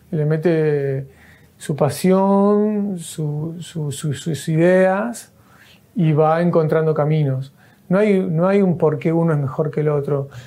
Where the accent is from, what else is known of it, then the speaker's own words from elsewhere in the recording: Rosario, Santa Fe, Argentina; nos albergó acá después de venir de Rosario, eso somos de Rosario.